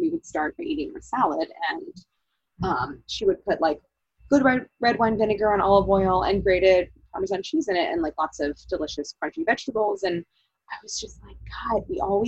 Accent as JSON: {"language": "English", "town": "St. Louis", "region": "Missouri", "country": "United States", "tie": "born or raised there", "moved": "yes", "lives_now": "Philadelphia, United States", "said": "as a kid growing up in St. Louis"}